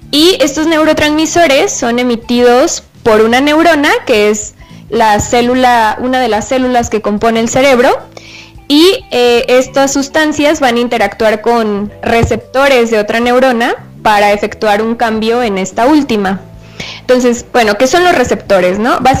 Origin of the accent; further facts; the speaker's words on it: Tlaquepaque, Jalisco, Mexico; Eh, bueno, yo soy de Tlaquepaque